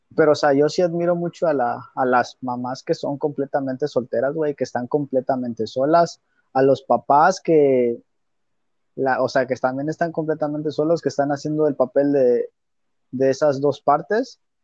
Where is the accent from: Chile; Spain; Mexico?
Mexico; nosotros siendo mexicanos